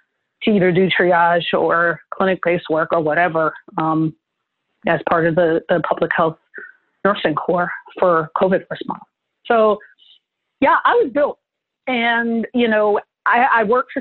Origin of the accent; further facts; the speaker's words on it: New Jersey, United States; moved away; also born or lived in San Francisco; I went to school in New Jersey. I grew up in Jersey.